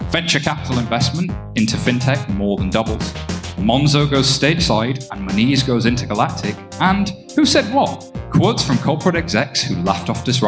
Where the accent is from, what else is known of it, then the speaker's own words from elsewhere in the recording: Yorkshire and the Humber, United Kingdom; accent: Northern; I'm from West Yorkshire